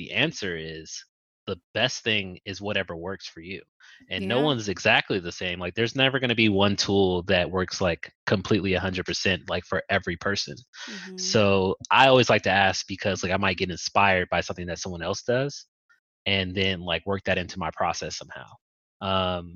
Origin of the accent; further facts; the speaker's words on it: Compton, California, United States; where I grew up in Compton